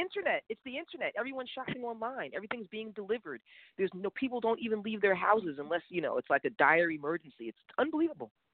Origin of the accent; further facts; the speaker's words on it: New York City, New York, United States; growing up in New York City